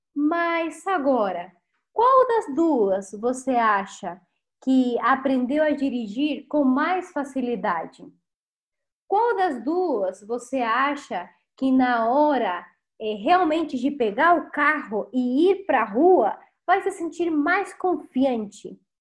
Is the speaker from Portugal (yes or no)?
no; Chile; Portuguese is a second language; also born or lived in Rio de Janeiro, Brazil; now in Brazil; sou chilena